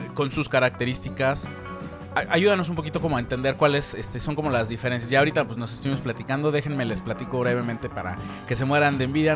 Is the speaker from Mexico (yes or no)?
yes; Mexico; somos mexicanos